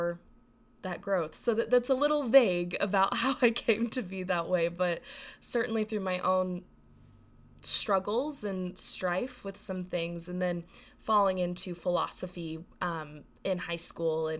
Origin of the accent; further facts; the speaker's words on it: Texas, United States; growing up in Texas, growing up in the Bible Belt